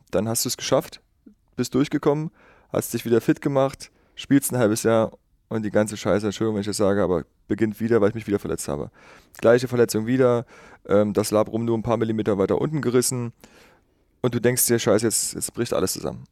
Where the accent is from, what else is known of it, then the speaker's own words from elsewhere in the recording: Schönebeck, Saxony-Anhalt, Germany; also born or lived in Magdeburg; ich bin gebürtig aus Schönebeck, äh, bin ungefähr 15 Kilometer von Schönebeck auf einem ganz kleinen Kuhdorf groß geworden. Wergleitz hieß